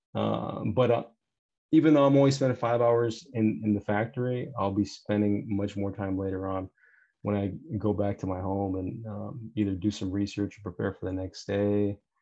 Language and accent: English; Bay Area, Northern California, United States; I'm from the Bay Area, so like I guess you could say Northern California.